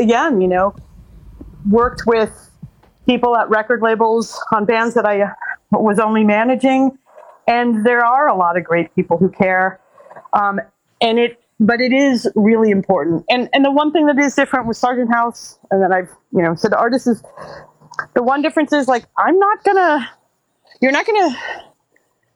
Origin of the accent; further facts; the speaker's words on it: New York, United States; moved away as an adult; now in Los Angeles, United States; I was from New York.